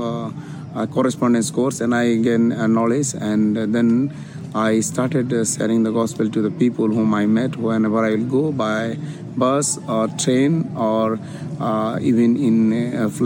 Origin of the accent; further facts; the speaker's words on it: Odisha, India; I'm from Orissa